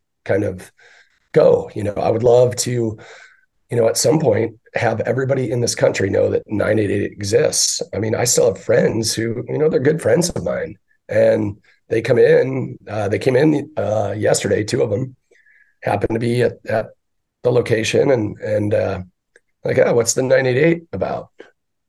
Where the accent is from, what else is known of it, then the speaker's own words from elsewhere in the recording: Northern Michigan, United States; now in Arizona, United States; I grew up in Northern Michigan in a Irish Catholic German community